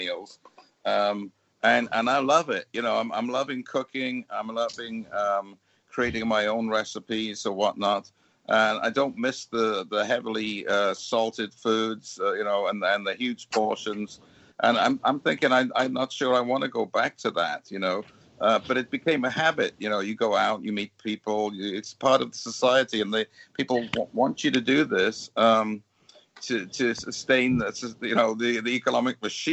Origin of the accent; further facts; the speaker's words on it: United Kingdom; moved away; being British